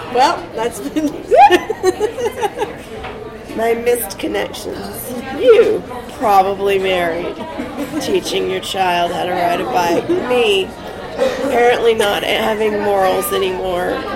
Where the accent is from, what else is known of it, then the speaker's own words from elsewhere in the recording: Texas, United States; I'm from Texas